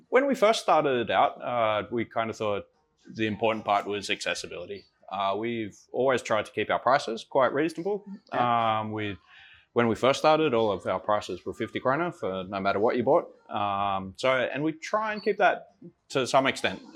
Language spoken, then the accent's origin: English; Sydney, New South Wales, Australia; moved away as an adult; also born or lived in Copenhagen, Denmark; now in Denmark; from Australia, uh, from Sydney, and uh, moved over here in 2006